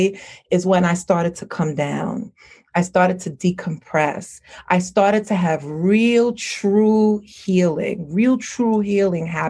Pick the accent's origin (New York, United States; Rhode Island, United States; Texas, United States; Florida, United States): New York, United States; I was raised here in New York, but I grew up with a Caribbean family. Both my mother and my father is Haitian descent